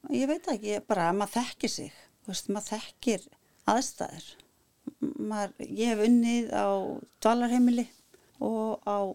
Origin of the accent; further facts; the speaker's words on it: Iceland; það sést ofti ekki að ég er Íslendingur